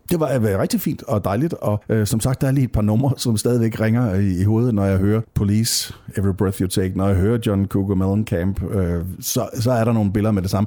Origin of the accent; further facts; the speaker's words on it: Nørup, Southern Denmark, Denmark; jeg kommer fra Nørup, lige uden for Vejle